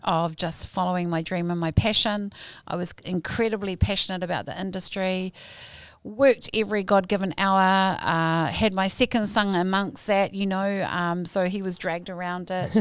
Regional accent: Hamilton, Waikato, New Zealand; also born or lived in Ponsonby, Auckland; my papa Kainga has been Kirikiri kiriroa since the age of four

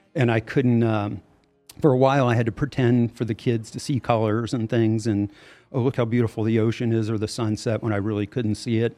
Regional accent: Louisiana, United States; moved away; I'm from Louisiana originally

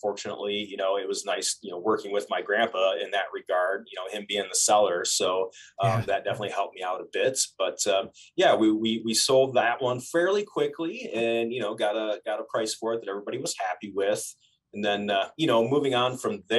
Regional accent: Lansing, Michigan, United States; moved away; I'm from Lansing, Michigan originally

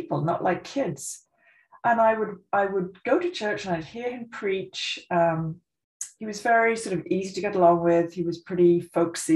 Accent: Oving, South East England, United Kingdom; moved away as an adult; also born or lived in Scotland / Aylesbury / Montreal, Canada; I grew up in a tiny little village you will never have heard of called Oving, in Buckinghamshire

